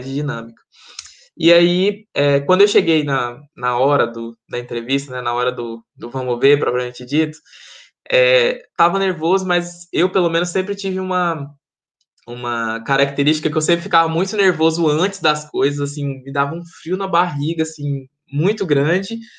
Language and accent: Portuguese; Goiânia, Goiás, Brazil; moved away as an adult; also born or lived in Maranhão; now in York, United Kingdom; sou originalmente do Maranhão, e estou. É, estou morei em Goiânia basicamente minha vida minha vida inteira fui com cinco anos para lá